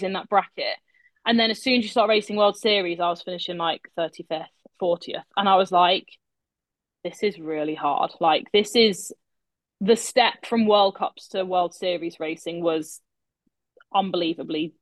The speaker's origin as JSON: {"language": "English", "country": "United Kingdom", "said": "being British"}